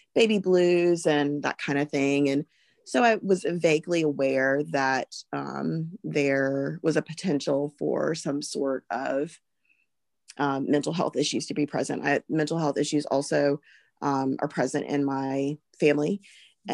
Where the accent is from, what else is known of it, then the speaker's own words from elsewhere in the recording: Alabama, United States; I am from Alabama.